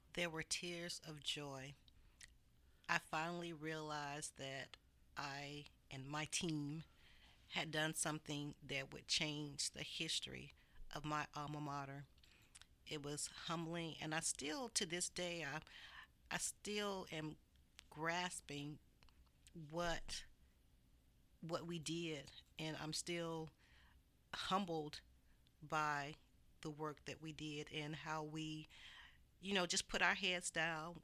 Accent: Montgomery, Alabama, United States; moved away; I am from Montgomery, Alabama.

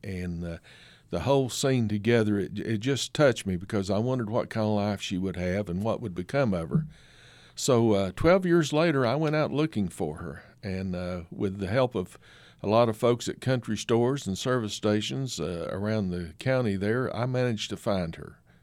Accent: Kingsport, Tennessee, United States; also born or lived in Florida / Alabama; I'm from Kingsport, Tennessee, uh, and that region grew up around there

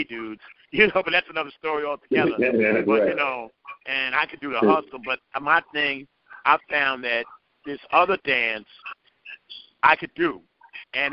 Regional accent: New York City, New York, United States; I'm from Gun Hill Project. You know, we had Edenwall Projects

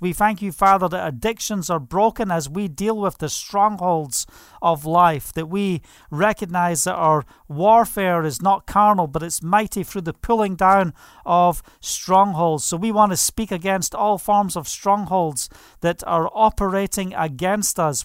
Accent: Scottish Highlands, Scotland, United Kingdom; I was brought up in the Scottish mountains

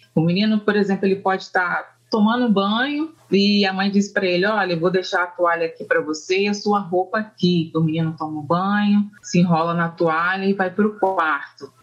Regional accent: Volta Redonda, Rio de Janeiro, Brazil; also born or lived in Northeast Brazil / Norway; eu sou da cidade do Rio de Janeiro, né, no estado do Rio de Janeiro, da cidade de Volta Redonda

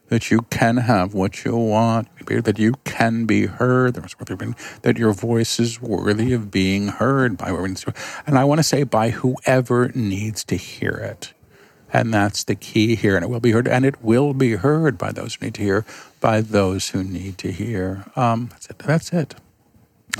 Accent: New York, United States; I'm a New Yorker

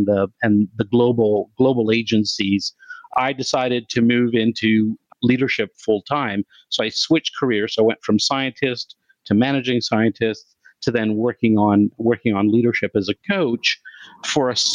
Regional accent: Canada; I'm Canadian

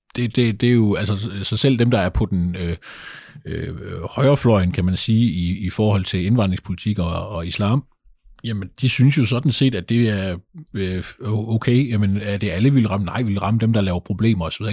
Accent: Kolding, Southern Denmark, Denmark; nu kommer jeg jo fra Kolding. Kolding er ikke sådan en fantastisk stor

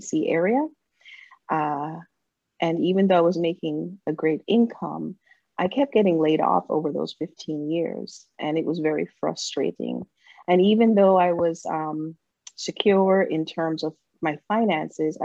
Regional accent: Jamaica; moved away; as I was growing up in Jamaica

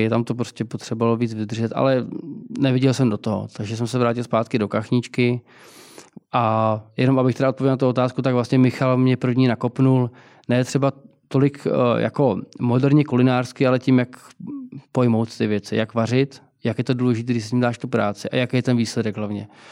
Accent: Prague, Czechia; Já jsem vyrůstal na, na Palačáku, nebo na Karláku.

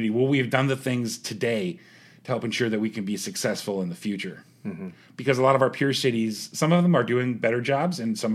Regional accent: Youngstown, Ohio, United States; born there; I was born in Youngstown, uh, and so I I've seen the effect that the ebb and flow of jobs can have on a community

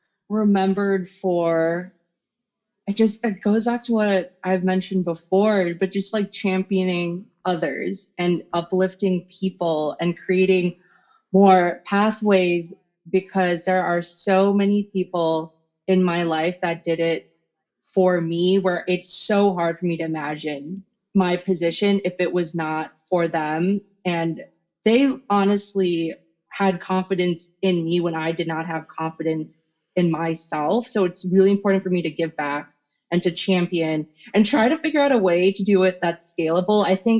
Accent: Philippines; I'm Filipino, so then we do karaoke afterwards.

